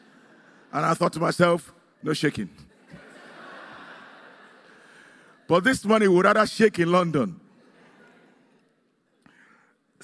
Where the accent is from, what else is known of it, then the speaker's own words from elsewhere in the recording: Nigeria; moved away; where I come from Nigeria